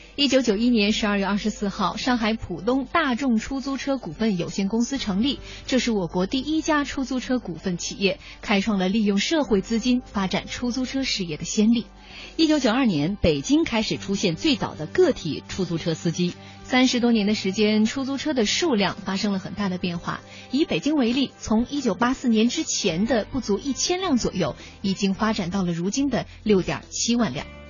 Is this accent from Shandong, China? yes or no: no; Xi'an, Shaanxi, China; now in Beijing, China; 我在小的时候在西安嗯。生活的时候